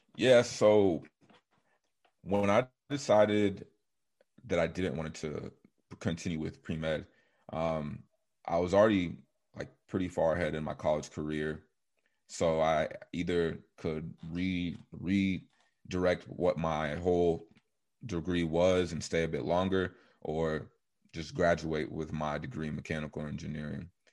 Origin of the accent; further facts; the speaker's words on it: Coppell, Texas, United States; also born or lived in Nigeria; I was born in Dallas, Texas, specifically Coppell. I was raised with four of my siblings